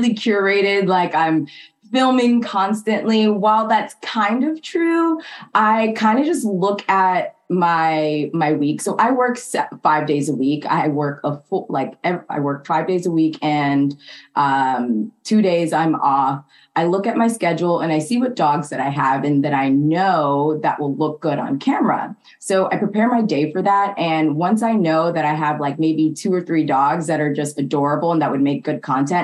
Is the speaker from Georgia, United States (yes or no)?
yes; Atlanta, Georgia, United States; moved away as an adult; also born or lived in Japan; now in California, United States; I'm originally from Atlanta, Georgia